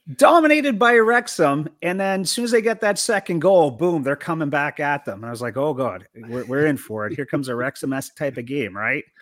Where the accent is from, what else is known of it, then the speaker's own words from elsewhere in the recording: Canada; now in United States; as a Canadian living in the U S now